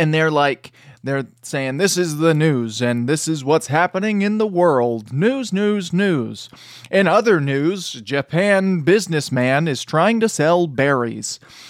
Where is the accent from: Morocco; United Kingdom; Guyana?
United Kingdom; England; And so, we watched the American version because we're English.